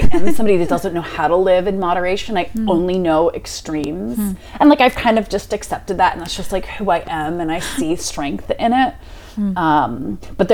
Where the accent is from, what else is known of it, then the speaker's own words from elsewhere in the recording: Cheltenham, Pennsylvania, United States; also born or lived in Boston / Philadelphia; I grew up in Cheltenham, like 2 blocks outside of the city